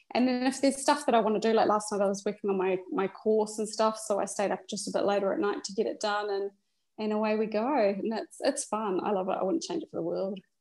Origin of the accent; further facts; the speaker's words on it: New Zealand; moved away; also born or lived in Australia; originally we're from New Zealand as our country of citizenship, but we were living in Australia.